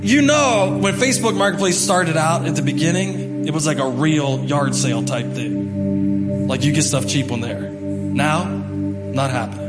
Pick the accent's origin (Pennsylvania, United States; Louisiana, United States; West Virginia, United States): West Virginia, United States; Martinsburg; I'm from Martinsburg, West Virginia